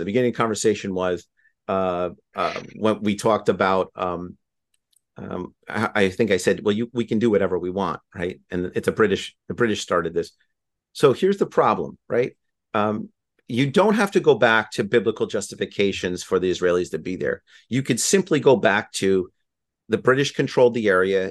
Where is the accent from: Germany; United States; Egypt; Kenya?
United States; as an American